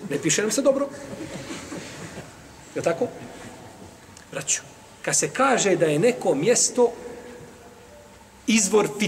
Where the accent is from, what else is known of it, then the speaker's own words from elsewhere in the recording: Iraq; born there; ja sam rođen u Iraku, živim, imam irački pasoš na tom sam mjestu